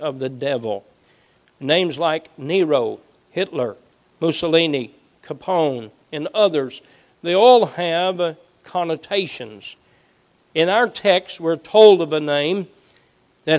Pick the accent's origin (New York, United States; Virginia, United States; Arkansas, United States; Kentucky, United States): Kentucky, United States; Southeast; Growing up in Southeast Kentucky